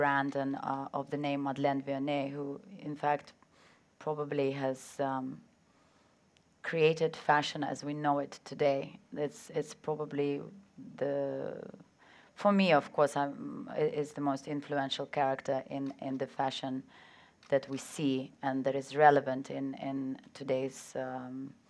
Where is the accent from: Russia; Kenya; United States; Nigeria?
Russia; born there; also born or lived in England; Actually, I was born in Russia, um, and then I was educated in England.